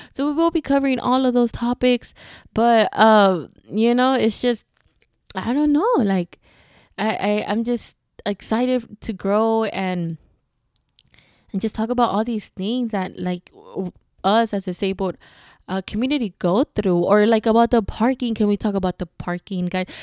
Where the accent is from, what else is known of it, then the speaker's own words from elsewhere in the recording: Houston, Texas, United States; I'm from Houston